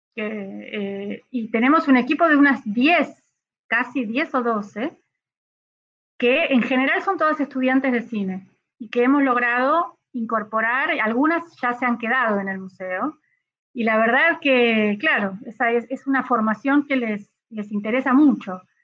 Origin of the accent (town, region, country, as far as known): Argentina